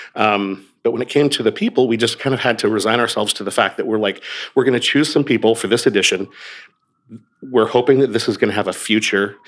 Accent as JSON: {"language": "English", "region": "Oregon", "country": "United States", "tie": "born or raised there", "moved": "yes", "said": "I grew up on the West Coast. I grew up in Oregon"}